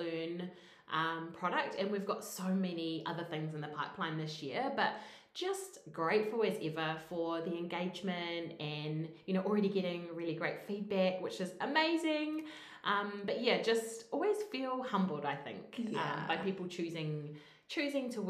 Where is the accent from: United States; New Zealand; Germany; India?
New Zealand; We're two Kiwi girls